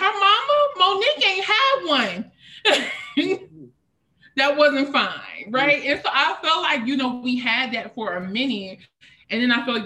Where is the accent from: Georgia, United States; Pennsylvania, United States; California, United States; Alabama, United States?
Pennsylvania, United States; a small town outside of Harrisburg; originally from a small town outside of Harrisburg, Pennsylvania